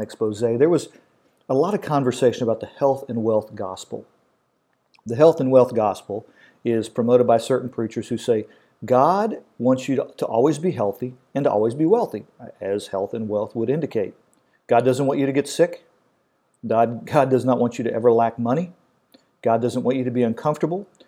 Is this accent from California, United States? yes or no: no; Kentucky, United States; I'm from Kentucky